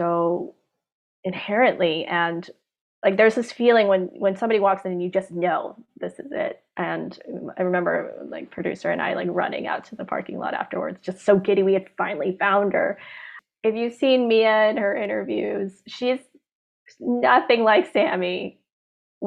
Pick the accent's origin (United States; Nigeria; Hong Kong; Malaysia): Hong Kong; when I was growing up in Hong Kong